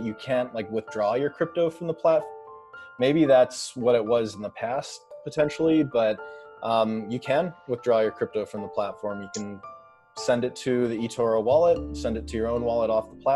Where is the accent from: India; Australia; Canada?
Canada; Vancouver, British Columbia; moved away as an adult; now in Brooklyn, United States; I'm based in Brooklyn now, but I grew up in Vancouver, Canada